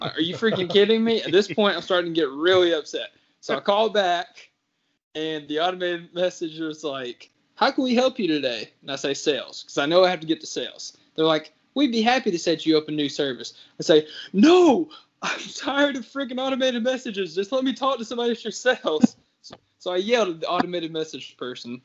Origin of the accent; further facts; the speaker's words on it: Richmond, United States; moved away; I'm supposed to move to Richmond, my hometown